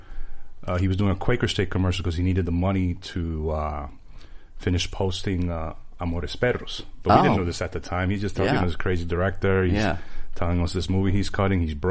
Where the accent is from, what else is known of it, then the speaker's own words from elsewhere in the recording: New York City, New York, United States; moved away; I'm from Flushing